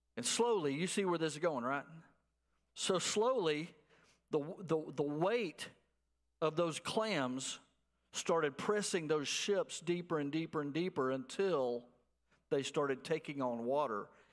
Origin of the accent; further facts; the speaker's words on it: Abilene, Texas, United States; moved away; I'm from Abilene, out in West Texas